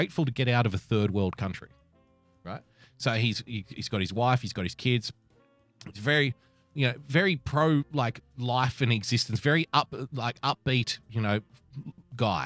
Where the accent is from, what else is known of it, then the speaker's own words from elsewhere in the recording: Sydney, New South Wales, Australia; the city that I grew up in, I love